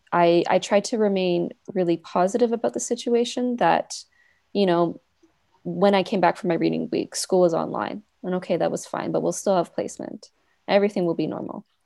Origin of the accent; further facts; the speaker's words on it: Vancouver, British Columbia, Canada; moved away as an adult; I'm originally from Vancouver, so I was back in Vancouver for the summer